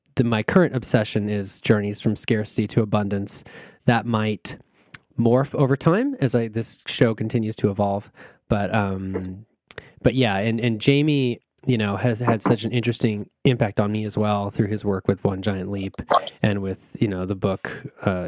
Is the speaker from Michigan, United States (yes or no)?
no; California, United States; I sound like I'm from California, which I kind of am